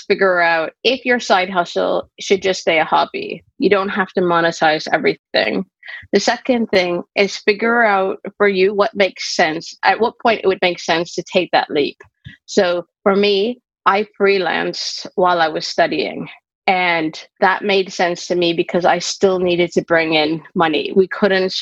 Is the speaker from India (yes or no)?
no; Canada; moved away as an adult; now in United Kingdom; I'm originally Canadian, but I've lived in the UK for over 20 years